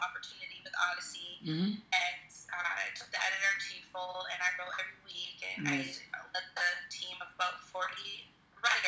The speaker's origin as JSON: {"language": "English", "town": "Portland", "region": "Maine", "country": "United States", "tie": "born or raised there", "said": "I'm coming from Southern Maine. I live in the Portland area"}